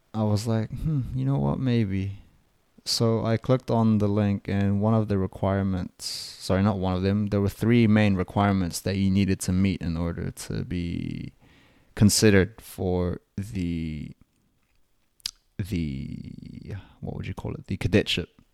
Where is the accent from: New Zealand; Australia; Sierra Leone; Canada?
New Zealand; I'm a Kiwi